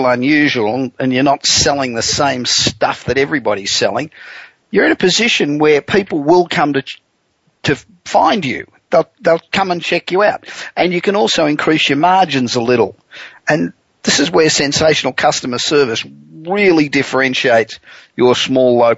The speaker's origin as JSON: {"language": "English", "town": "Los Angeles", "region": "California", "country": "United States", "tie": "born or raised there", "said": "we're coming to you this week from my hometown of Los Angeles"}